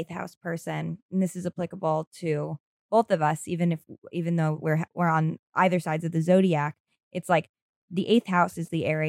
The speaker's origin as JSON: {"language": "English", "region": "New York", "country": "United States", "tie": "born or raised there", "said": "I grew up in New York"}